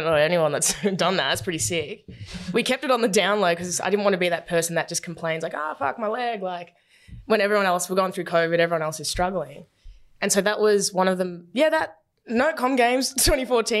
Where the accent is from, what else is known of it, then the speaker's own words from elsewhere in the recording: Werribee, Victoria, Australia; growing up in Werribee with a single mum and no money